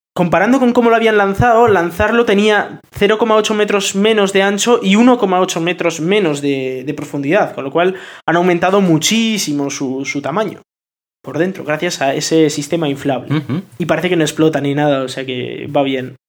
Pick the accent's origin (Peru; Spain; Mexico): Spain; Bilbao, Basque Country; yo soy de Bilbao y me voy a ir a vivir a Virginia